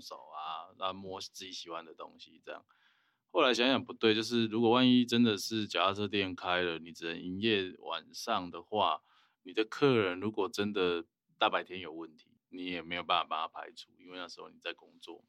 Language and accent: Chinese; Taiwan; 我们台湾人